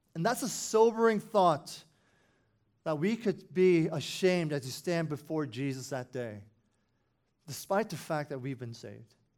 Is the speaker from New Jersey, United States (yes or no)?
no; Falls Church, Virginia, United States; I grew up in Falls Church City